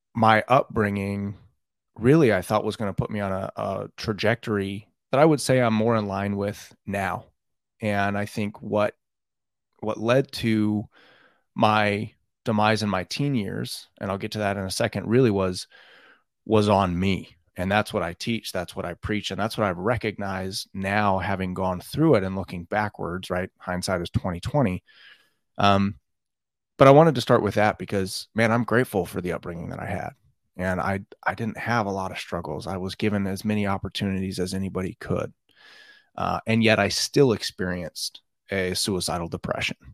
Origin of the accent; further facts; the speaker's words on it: Pleasanton, California, United States; I grew up in Northern California in Pleasanton